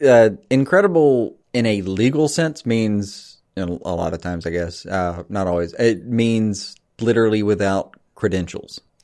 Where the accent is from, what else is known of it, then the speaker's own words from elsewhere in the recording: the South, United States; we grew up in the South